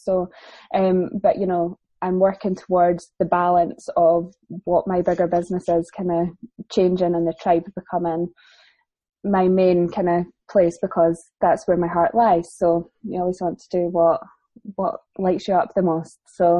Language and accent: English; England, United Kingdom; I've got family down there, and I am actually English, not that anybody ever believes me.